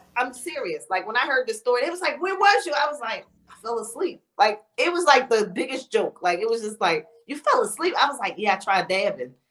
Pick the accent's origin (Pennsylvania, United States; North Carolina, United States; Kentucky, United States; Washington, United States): Pennsylvania, United States; Philadelphia; I'm from Philly.